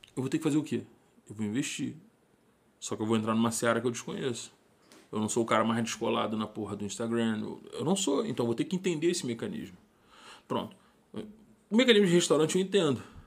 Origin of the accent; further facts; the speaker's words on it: Rio de Janeiro, Brazil; moved away; sou de Irajá, suburbano nato